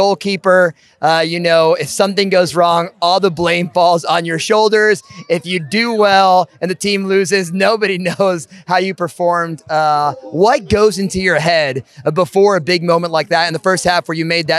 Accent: Newark, New Jersey, United States; I grew up just outside of Ironbound in Newark

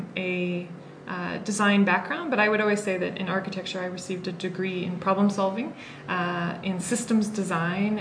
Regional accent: Wisconsin, United States; moved away as an adult; also born or lived in San Francisco / Massachusetts; now in Kenya; I did an undergraduate, 4-year undergraduate degree in my home state of Wisconsin

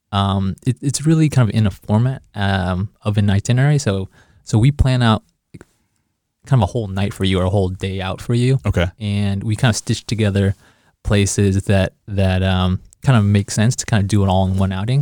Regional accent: Kansas City, Missouri, United States; moved away as an adult; now in Chicago, United States; I grew up in Kansas City

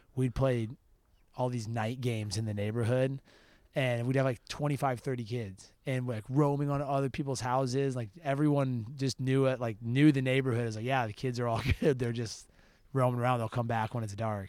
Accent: Park City, Utah, United States; also born or lived in Idaho; I grew up, yeah, I, I, um, I've lived there since I was two.

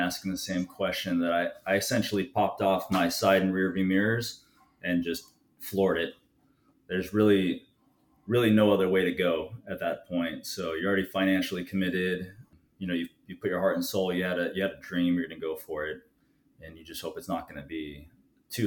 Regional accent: Los Angeles, California, United States; moved away as an adult; now in Oceanside, United States; I'm originally from Los Angeles, and I made my way down here by the Marine Corps

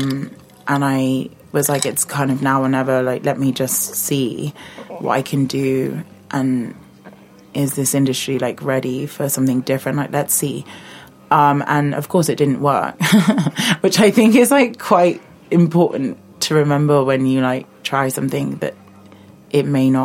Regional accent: London, United Kingdom; moved away as an adult; I grew up in London, southeast London, so like I'm a Londoner

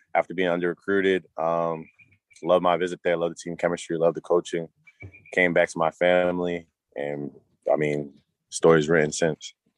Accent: Cambridge, Massachusetts, United States; also born or lived in Malden, Massachusetts / Everett, Massachusetts / Myrtle Beach, South Carolina; I'm from Cambridge, Mass. Originally, I moved to Malden, Mass. When I was 14 years old

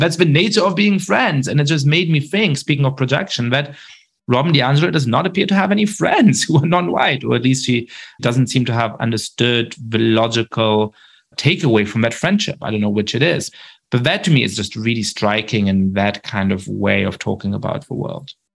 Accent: Germany; I grew up Jewish in Germany

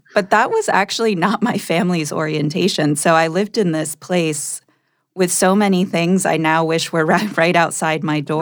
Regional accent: Poconos region of Pennsylvania, United States; born or raised there; moved away as an adult; also born or lived in Massachusetts

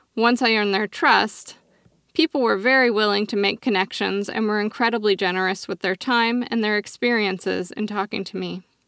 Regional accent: Oregon, United States; my home state of Oregon

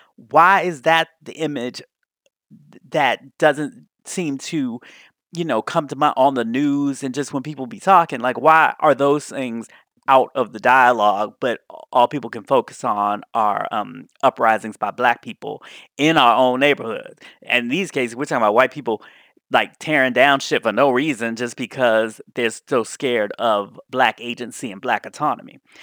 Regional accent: Washington, District of Columbia, United States; Gay Washington, D.C., my hometown

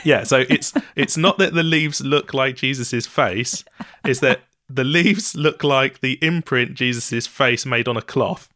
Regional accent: East Anglia, East of England, United Kingdom; I'm from East Anglia

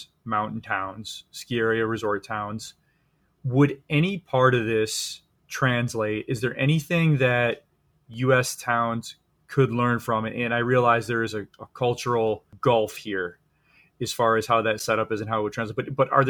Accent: United States; coming in as an American, I look around, oh, this town is great.

